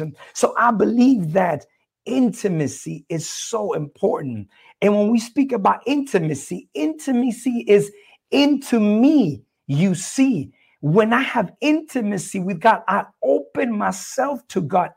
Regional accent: El Salvador; I'm originally from El Salvador, Central America

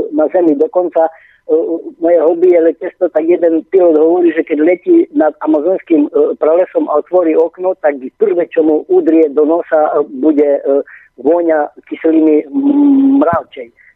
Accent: eastern Slovakia, Slovakia; jak sa u nás na východe hovorí

